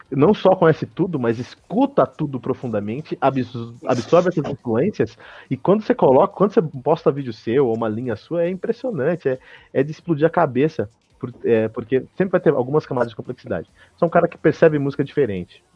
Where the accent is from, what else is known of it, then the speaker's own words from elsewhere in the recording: Brazil; also born or lived in United States; Eu sou do Brasil